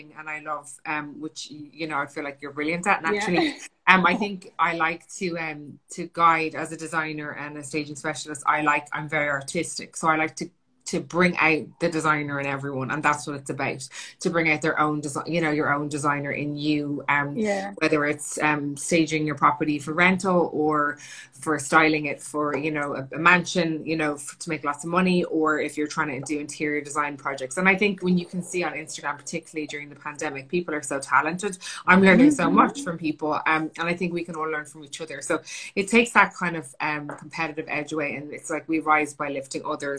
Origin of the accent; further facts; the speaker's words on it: Ireland; moved away as an adult; also born or lived in London / Los Angeles; I'm Irish, Italian, and my family were tilers